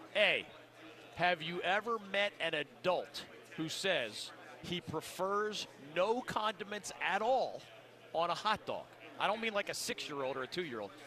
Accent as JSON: {"language": "English", "town": "Philadelphia", "region": "Pennsylvania", "country": "United States", "tie": "born or raised there", "said": "I grew up in Philly"}